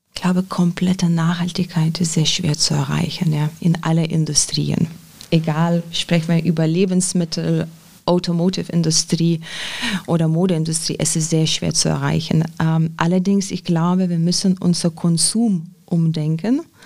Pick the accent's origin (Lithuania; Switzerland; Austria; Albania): Lithuania; German is a second language; now in Germany; ich komme ursprünglich aus Litauen